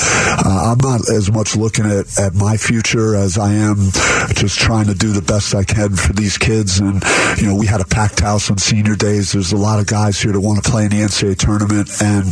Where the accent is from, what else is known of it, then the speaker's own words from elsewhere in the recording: East Coast, United States; now in Arizona, United States; I feel like Arizona feels like home to me, even though I'm from the East Coast. I've built a life out here